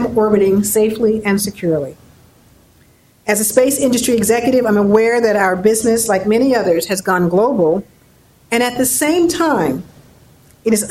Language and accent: English; New York City, New York, United States; grew up in New York City with parents who were very encouraging